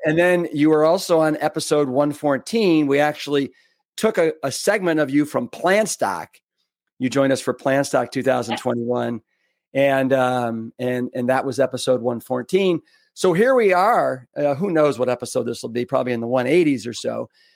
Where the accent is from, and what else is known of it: Austin, Texas, United States; born or raised there